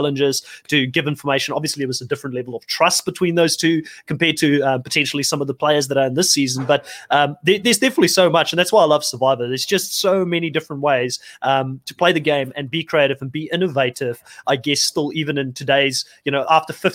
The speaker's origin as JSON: {"language": "English", "country": "South Africa", "moved": "yes", "said": "Being South African originally myself"}